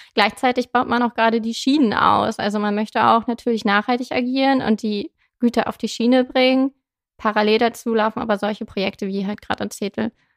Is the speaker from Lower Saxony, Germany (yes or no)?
yes; Zetel, Lower Saxony, Germany; moved away as an adult; also born or lived in Hannover; now in Osnabrück, Germany; ich komme gebürtig aus Zetel, bin da aufgewachsen